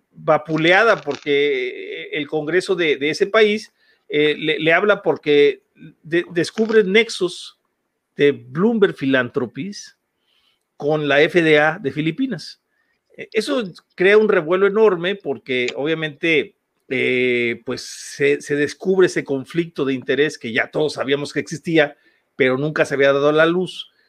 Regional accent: Huasteca, Mexico; de aquí, de donde soy yo, de la Huasteca

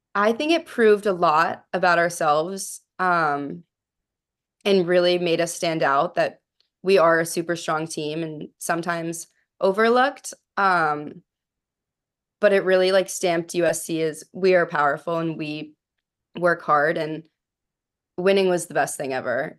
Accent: Pittsburgh, Pennsylvania, United States; moved away; I grew up in Pittsburgh

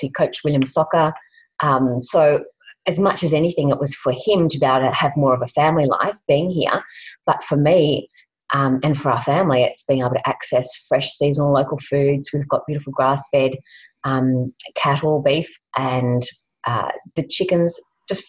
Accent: Sydney, New South Wales, Australia; moved away as an adult; also born or lived in Melbourne; now in Launceston, Australia; originally we're from Sydney and then moved to Melbourne

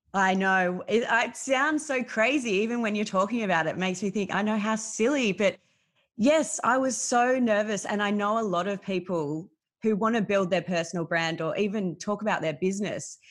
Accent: Melbourne, Victoria, Australia; I grew up in Melbourne. I've lived here my whole life

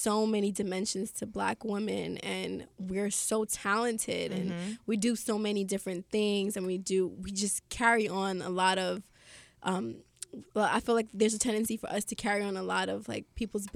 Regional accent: New York City, New York, United States; I grew up in Flatbush.

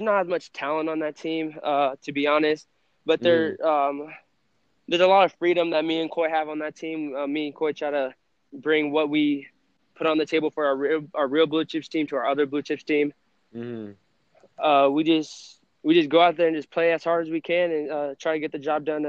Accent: Lubbock, Texas, United States; born there; Texas Tech probably, because that's where I was born in Lubbock, and my dad also coached for Texas Tech at when I was born.

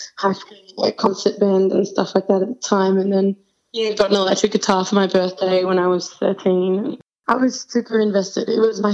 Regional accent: Sydney, New South Wales, Australia; We're from Sydney, Australia.

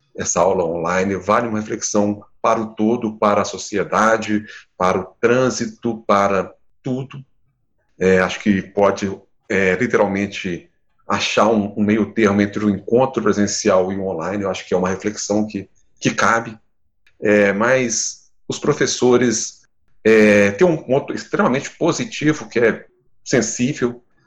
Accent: Campo das Vertentes, Minas Gerais, Brazil; sou do, do campo das vertentes, aqui de Minas, não sou de Belo Horizonte

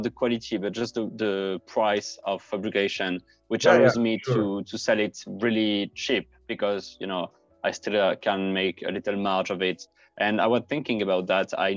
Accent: France; I come from France

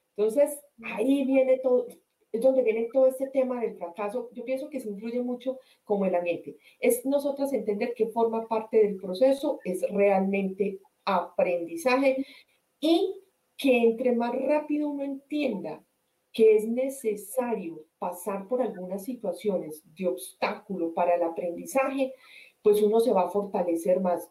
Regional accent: Colombian Coffee Axis, Colombia; moved away as an adult; also born or lived in Spain; now in United States; soy colombiana del eje cafetero, eh, vivo hace siete años en los Estados Unidos

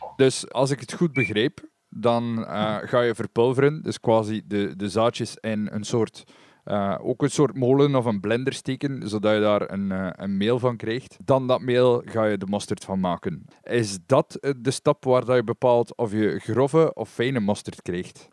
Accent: West Flanders, Belgium; bij ons in West-Vlaanderen

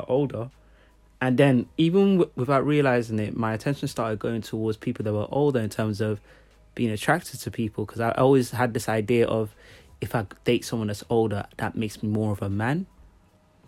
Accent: Nigeria; I'm from Nigeria

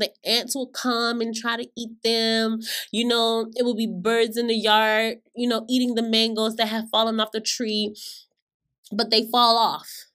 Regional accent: Florida, United States; I grew up in Florida

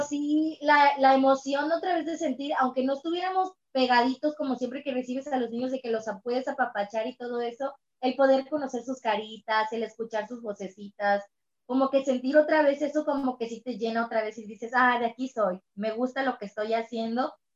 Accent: Cancún, Quintana Roo, Mexico; Yo soy de Cancún, Quintana Roo

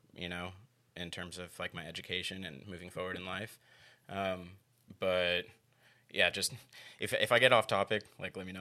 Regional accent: Gainesville, Florida, United States; I was born and raised here in Gainesville, Florida

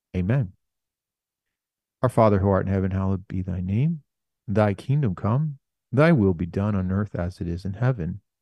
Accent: United States; we're Americans

